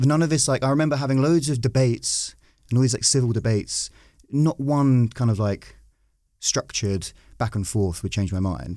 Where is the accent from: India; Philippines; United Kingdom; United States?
United Kingdom; Brentwood, East of England; I grew up in Brentwood, which is a very, uh, safe Tory seat